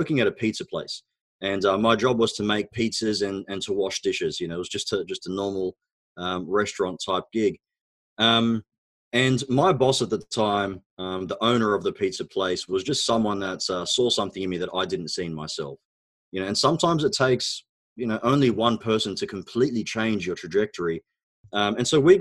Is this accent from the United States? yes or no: no; Australia; first language Arabic; English is a second language; also born or lived in Egypt; So I was actually born in Egypt. My background is Egyptian. Both my parents are Egyptian, of course. We immigrated to Australia when I was about 4 years old. And when I arrived in Australia, I actually couldn't speak a word of English. I knew Arabic